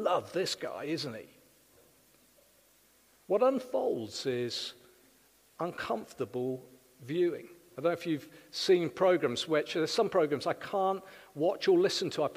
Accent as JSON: {"language": "English", "region": "South Wales", "country": "United Kingdom", "moved": "yes", "lives_now": "Winchester, United Kingdom", "said": "In Wales, I'm from South Wales"}